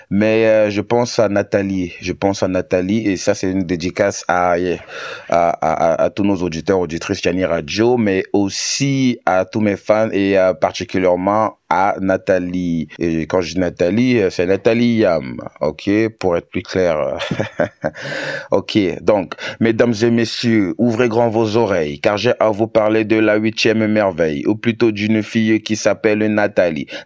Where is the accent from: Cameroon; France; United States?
Cameroon; Douala, Littoral; also born or lived in Yaoundé / Lolodorf; Euh, je suis camerounais d'origine. J'ai grandi euh, à Douala. J'ai aussi fait d'autres villes comme Yaoundé et Lolodorf, par exemple.